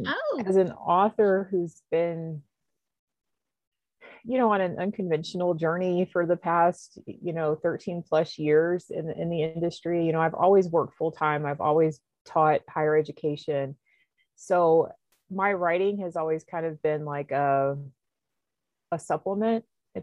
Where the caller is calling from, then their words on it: North Carolina, United States; The mountains of Western North Carolina in the United States.